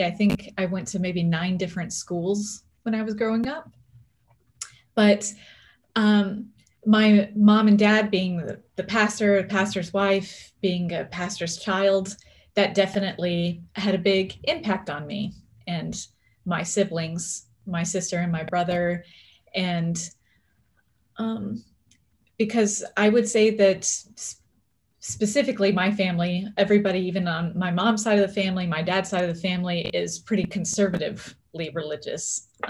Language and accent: English; Orlando, Florida, United States; also born or lived in Texas / Birmingham, Alabama; now in Seattle, United States; I have been living in Seattle, Washington for, I would say, 12 years now. But before then, I grew up in the South in Orlando, Florida, Texas. I spent some time even in Birmingham, Alabama.